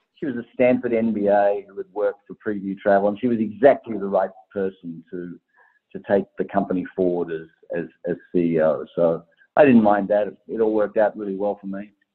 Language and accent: English; Tasmania, Australia; I'm from Tasmania, and a Tasmanian girl